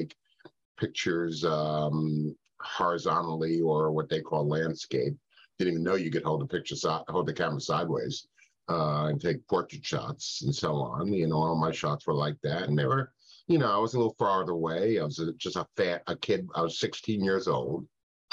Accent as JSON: {"language": "English", "town": "New York City", "region": "New York", "country": "United States", "tie": "born or raised there", "said": "I grew up in New York City"}